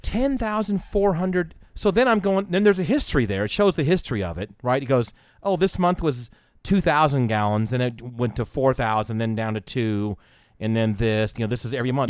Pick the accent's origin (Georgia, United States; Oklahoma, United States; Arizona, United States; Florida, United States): Georgia, United States; Atlanta; I'm from Atlanta